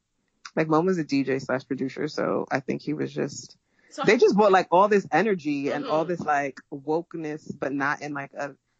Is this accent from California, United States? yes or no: no; New York City, New York, United States; as a New Yorker